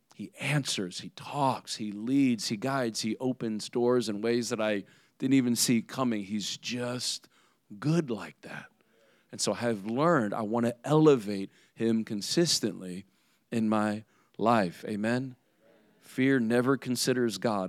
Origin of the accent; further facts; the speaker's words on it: Indiana, United States; now in South Florida, United States; I'm from Indiana. I'm from the north.